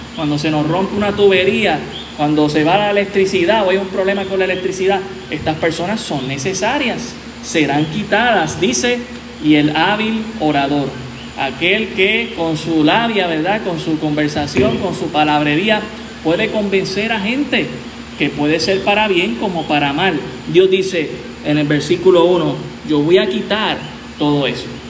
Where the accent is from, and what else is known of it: Puerto Rico